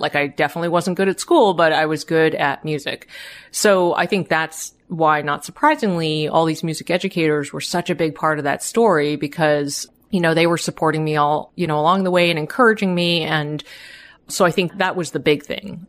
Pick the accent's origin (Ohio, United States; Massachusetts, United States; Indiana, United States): Massachusetts, United States; Boston; I grew up in the Boston area, family of immigrants